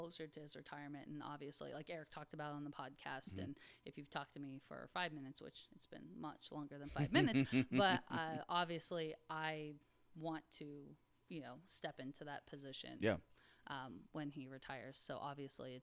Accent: Buffalo, Missouri, United States

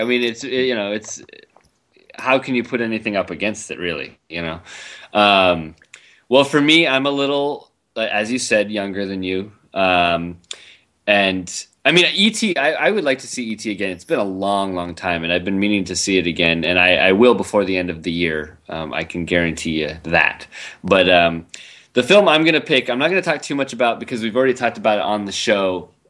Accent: Foster City, California, United States; also born or lived in Wisconsin; I was born in the Midwest. I was actually born in Wisconsin, like Orson Welles. And but I moved to California when I was 5 years old.

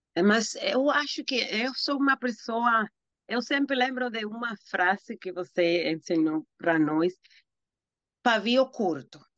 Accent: Dominican Republic; Portuguese is a second language; moved away as an adult; now in New York, United States; eu sou dominicana, eu moro nos Estados Unidos, a, a cidade de Nova York

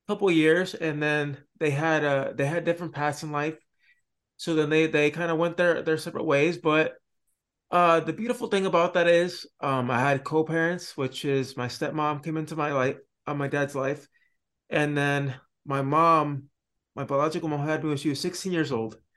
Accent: Florida, United States; also born or lived in Puerto Rico; I actually was born in Puerto Rico, and then I went to uh, Florida. Then I was there for a couple years until I was about eight years old.

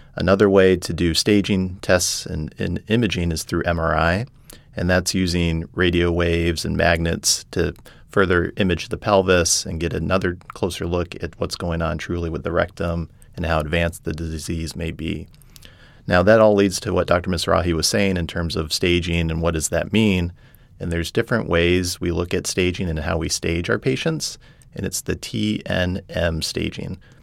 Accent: Colorado Springs, Colorado, United States; moved away as an adult; also born or lived in Indiana / Texas / San Diego, California; now in New Orleans, United States; I grew up in Colorado, Colorado Springs

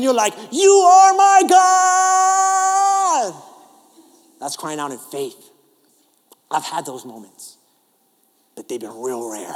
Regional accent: New York, United States; accent: New York; moved away; This is my New York

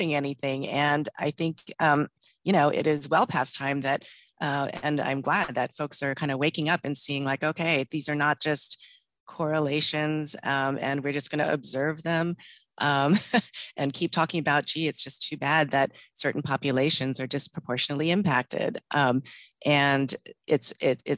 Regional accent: Texas, United States; also born or lived in Maryland; now in Seattle, United States; born in Maryland, raised in Texas, lived on both coasts, and now in Seattle.

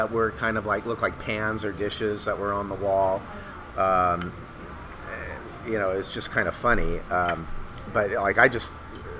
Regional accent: West Covina, California, United States; And I grew up in West, at least for the first 6 years, we were in West Covina, which was kind of the mid-century modern / Googie.

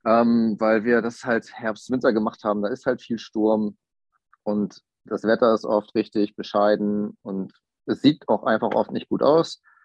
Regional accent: Kiel, Schleswig-Holstein, Germany; moved away as an adult; now in Hamburg, Germany; Ich komme ursprünglich aus Kiel, lebe aber mittlerweile jobbedingt in Hamburg

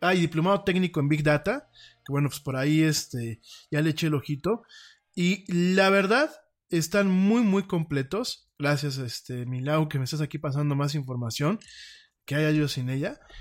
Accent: Mexico

